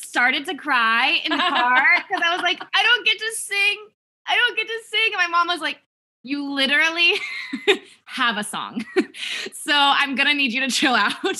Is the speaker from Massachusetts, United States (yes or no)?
no; San Diego, California, United States; I grew up in San Diego, like inland San Diego.